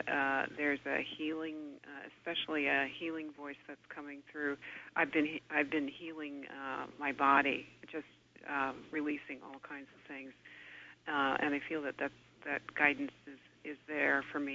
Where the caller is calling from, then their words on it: Half Moon Bay, California, United States; I'm calling from Half Moon Bay, California.